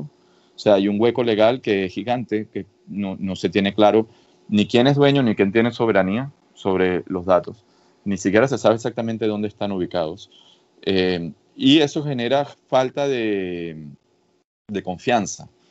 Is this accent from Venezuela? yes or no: yes; Venezuela; moved away as an adult; also born or lived in Catalonia, Spain / Madrid, Spain / Boston, United States; now in Cambridge, United States; Nací en Venezuela y viví en Venezuela eh, una muy buena parte de mi vida